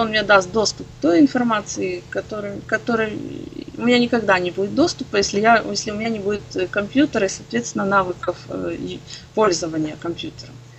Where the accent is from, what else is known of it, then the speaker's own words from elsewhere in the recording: Odesa, Odesa Oblast, Ukraine; я из Одессы